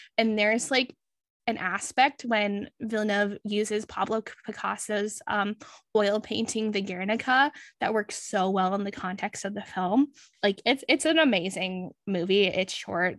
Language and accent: English; Canada; being a Canadian